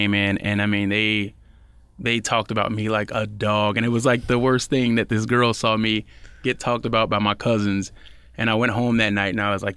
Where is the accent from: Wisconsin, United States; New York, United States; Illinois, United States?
Illinois, United States; Chicago; growing up in Chicago with my cousins